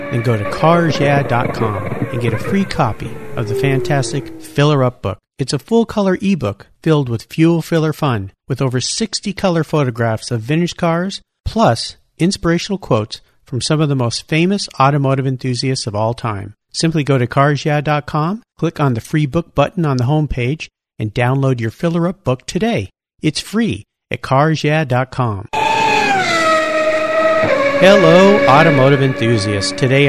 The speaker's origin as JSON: {"language": "English", "town": "La Jolla", "region": "California", "country": "United States", "tie": "born or raised there", "said": "my hometown of La Jolla, California."}